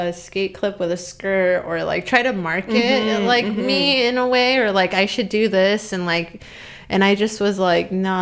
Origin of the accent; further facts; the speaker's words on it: Chicago, Illinois, United States; also born or lived in Berwyn / Bucktown, Chicago / South Side, Chicago; now in Chicago, United States; I grew up in Albany Park, and then I didn't start skating until we moved to Berwyn